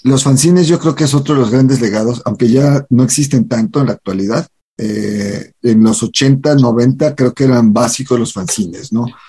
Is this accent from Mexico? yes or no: yes; Mexico